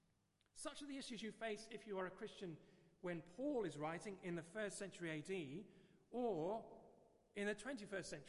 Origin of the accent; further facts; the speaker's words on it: England, United Kingdom; accent: English; also born or lived in Perth, Australia / France; I had an English accent all the way through